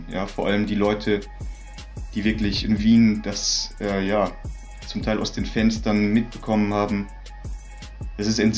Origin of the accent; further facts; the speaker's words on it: Heidelberg, Baden-Württemberg, Germany; ich bin aufgewachsen, äh, also geboren in Heidelberg in einem in einer sozialen Brennpunktsiedlung in Robert äh, Rohrbach-Emmertsgrund. Dort war immer viel Stress mit Polizei, viele viele Familien mit Migrationshintergrund.